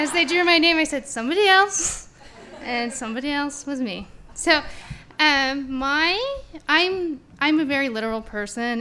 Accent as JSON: {"language": "English", "town": "Caldwell", "region": "Idaho", "country": "United States", "tie": "born or raised there", "said": "I grew up in Caldwell"}